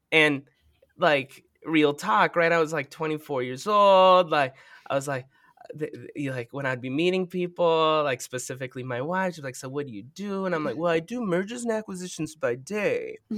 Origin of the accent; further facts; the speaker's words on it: Minneapolis, Minnesota, United States; I'm from Minneapolis